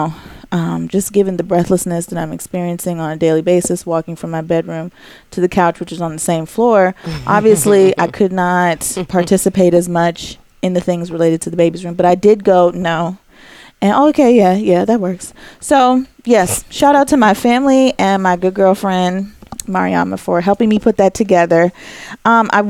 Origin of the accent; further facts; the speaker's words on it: Jamaica; I'm Jamaican. We celebrate by banging on things